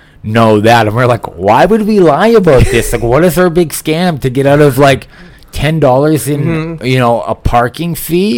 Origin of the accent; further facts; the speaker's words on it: Columbus, Ohio, United States; I was born in Columbus, Ohio